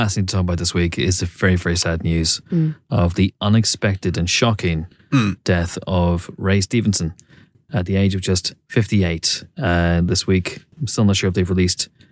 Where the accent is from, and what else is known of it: Banbridge, Northern Ireland, United Kingdom